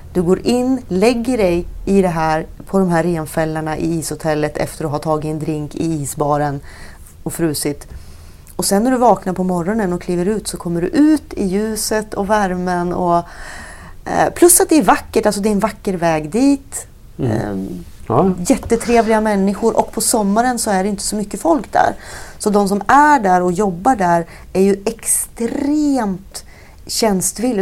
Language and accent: Swedish; Alnö, Västernorrland County, Sweden; uppvuxen vid Norrlandskusten mm. eh, också och eh, på Alnö mm. som ligger utanför Sundsvall